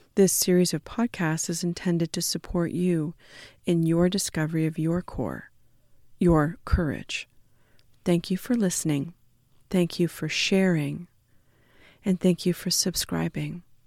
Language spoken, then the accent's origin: English; Canada; being Canadian settler folks